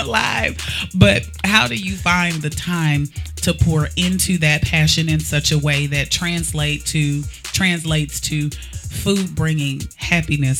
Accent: St. Louis, Missouri, United States

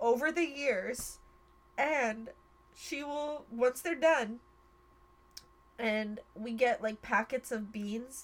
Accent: United States; I was born in America

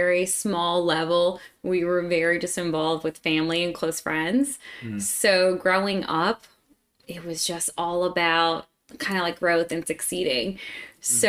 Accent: Scranton, Pennsylvania, United States; moved away as an adult; now in Atlanta, United States; I'm from Pennsylvania and grew up in a small family.

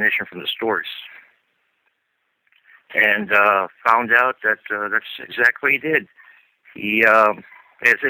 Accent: Philippines; now in California, United States; I live out here in California, but no, I didn't grow up here. Came from the Philippines myself.

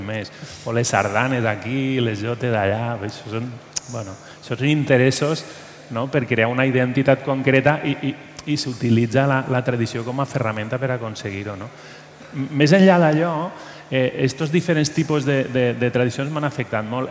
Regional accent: Valencian Community, Spain; now in Catalonia, Spain; soc del País Valencià

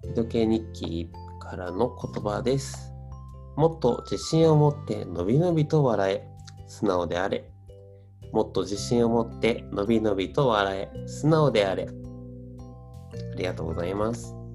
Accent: Gifu, Japan; もともと僕、岐阜出身

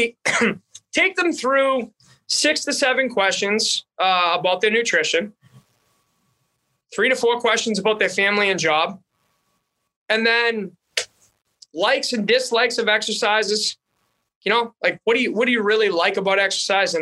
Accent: Boston, Massachusetts, United States; accent: Boston; now in North Dakota, United States; having a Boston accent in North Dakota.

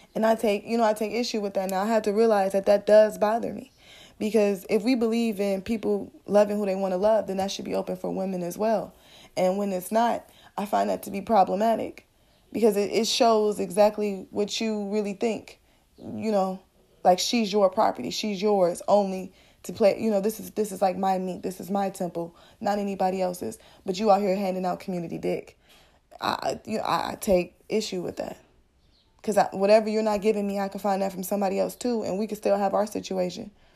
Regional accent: Midwest, United States; I'm from the Midwest

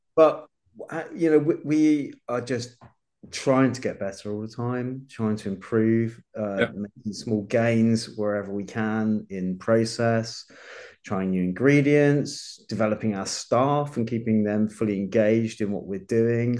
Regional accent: Reading, South East England, United Kingdom; moved away as an adult; I was brought up in Reading actually. That's oh, well, yeah, I, okay. Yeah, I grew up there. I, I, moved away when I was about eighteen

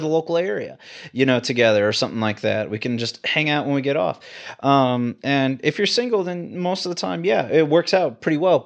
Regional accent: Houston, Texas, United States; moved away; I like being a Texan, man. I mean, like, I'm from Houston

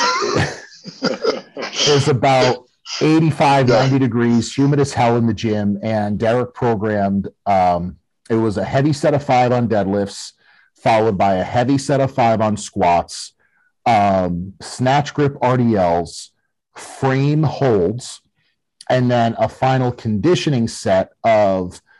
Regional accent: Connecticut, United States; we're both from Connecticut

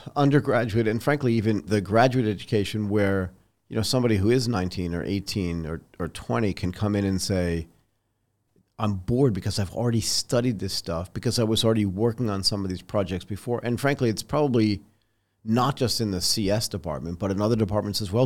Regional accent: United States; moved away as an adult; also born or lived in Boston, Massachusetts / Connecticut; now in Bangkok, Thailand; So I grew up in Boston and in Connecticut

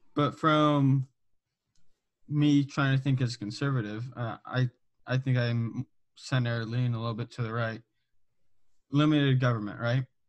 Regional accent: Southern California, United States; I'm from Southern California

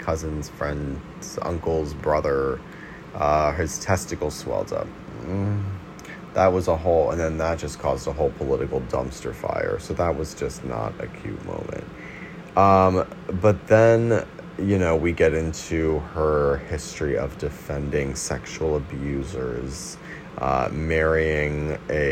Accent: New York City, New York, United States; I'm also from Brooklyn, New York

